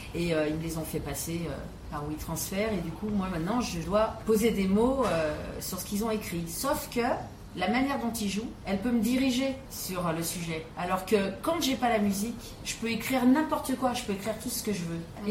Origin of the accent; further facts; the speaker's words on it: Paris, Île-de-France, France; je suis née à Paris